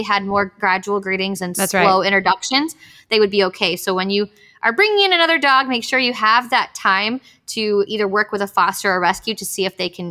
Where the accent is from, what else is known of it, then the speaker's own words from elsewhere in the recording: Miami, Florida, United States; moved away; I'm from Miami too.